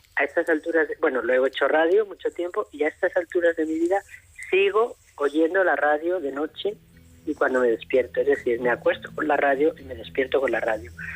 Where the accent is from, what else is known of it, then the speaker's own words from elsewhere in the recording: Madrid, Community of Madrid, Spain; moved away as an adult; also born or lived in León / Almería; yo nací en Madrid